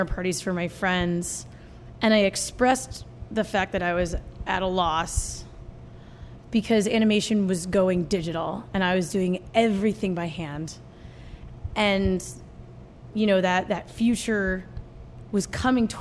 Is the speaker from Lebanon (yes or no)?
no; New Jersey, United States; also born or lived in New York City; I was born in the city and grew up in New Jersey with her